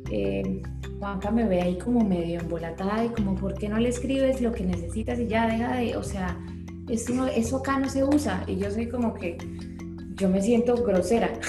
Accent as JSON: {"language": "Spanish", "town": "Bucaramanga", "region": "Santander", "country": "Colombia", "said": "y más pues de que venimos de Bucaramanga, que es una ciudad completamente opuesta"}